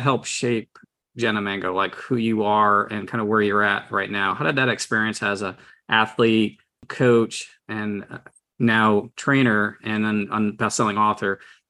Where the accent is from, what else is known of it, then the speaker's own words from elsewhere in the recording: Connecticut, United States; So to the listeners who are listening and future listeners, I'm also from Connecticut.